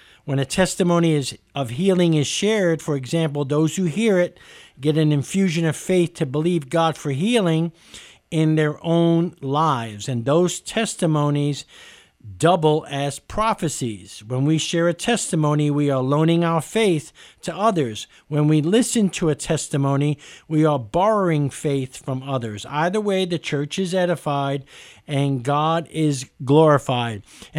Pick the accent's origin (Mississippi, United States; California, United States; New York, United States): New York, United States; New York City; I've lost most of my accent, but I grew up in East Harlem in New York City, in the streets of New York, right in the middle of Spanish and Black Harlem.